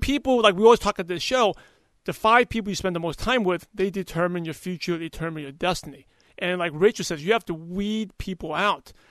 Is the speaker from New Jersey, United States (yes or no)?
no; New York City, New York, United States; now in California, United States; I'm from Brooklyn